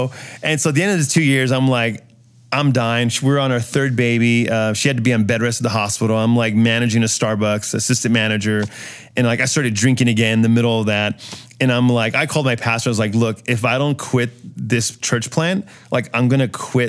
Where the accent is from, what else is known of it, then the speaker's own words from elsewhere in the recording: San Antonio, Texas, United States; moved away as an adult; also born or lived in Murrieta, California; now in San Juan Islands, United States; I came out of a church called Calvary San Antonio.